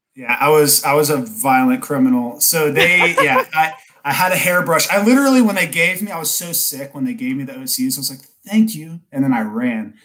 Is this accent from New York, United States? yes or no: no; Kennesaw, Georgia, United States; now in North Atlanta, United States; not Atlanta itself, but I grew up in Kennesaw